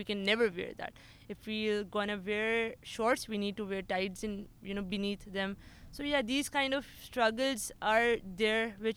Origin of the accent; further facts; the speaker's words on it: Islamabad, Islamabad Capital Territory, Pakistan; I belong from the capital